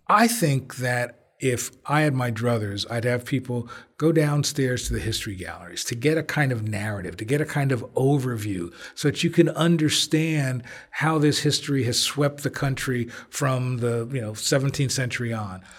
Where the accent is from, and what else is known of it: Belleville, New Jersey, United States; born or raised there; also born or lived in Newark, New Jersey